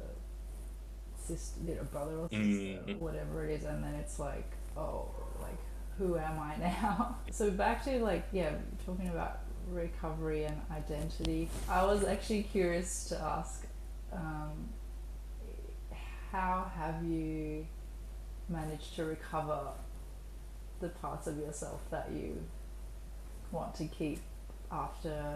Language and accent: English; Melbourne, Victoria, Australia; even though I was born in Melbourne, I very much grew up in a very Middle Eastern household where we spoke another language